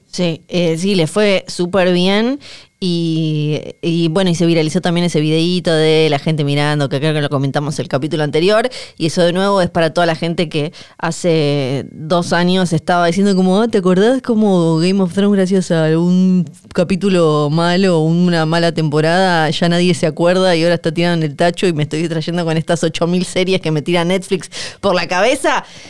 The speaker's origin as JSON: {"language": "Spanish", "town": "Ushuaia", "region": "Tierra del Fuego", "country": "Argentina", "said": "como somos de Ushuaia y Bariloche"}